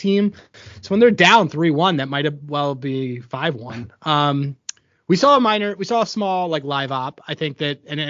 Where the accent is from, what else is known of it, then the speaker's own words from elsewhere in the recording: Philadelphia, Pennsylvania, United States; I'm from Philadelphia